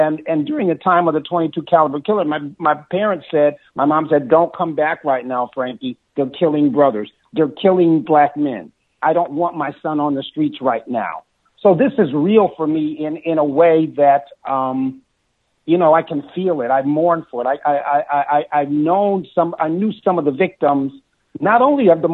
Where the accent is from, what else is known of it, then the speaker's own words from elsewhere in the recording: Buffalo, New York, United States; I grew up in Buffalo, all over the city